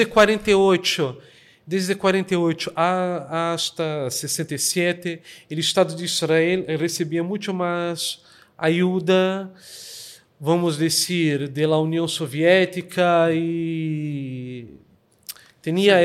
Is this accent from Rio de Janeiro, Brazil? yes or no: yes; Rio de Janeiro, Brazil; Spanish is a second language; now in Girona, Spain; Soy brasileño, ¿vale? Nací en Río de Janeiro, Brasil